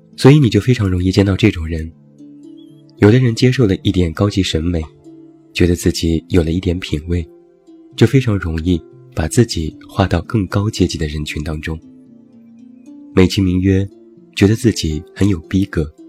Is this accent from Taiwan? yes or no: no; China; 我们中国人